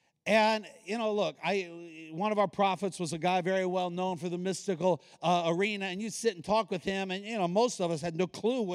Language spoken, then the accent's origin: English; Hawaii, United States; born there; also born or lived in Guantanamo Bay, Cuba / East Coast, United States; My dad was Navy. I was born in Hawaii. Lived on the island of Cuba for 4 years. So, you know, Gitmo, where America has all the terrorists, that's where I played as a kid. And then the east coast of the U.S.